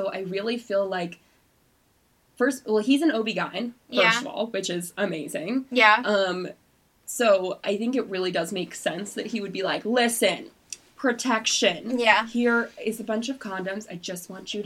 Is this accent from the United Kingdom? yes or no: no; Georgia, United States; I'm from Georgia